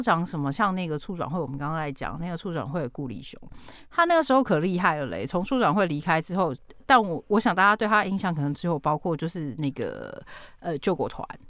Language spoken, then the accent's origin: Chinese; Taichung, Taiwan; 身为台中人